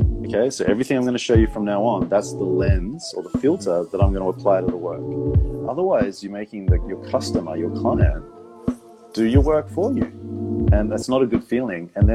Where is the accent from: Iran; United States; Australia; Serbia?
Australia; moved away; growing up in Australia, especially like the 80s and 90s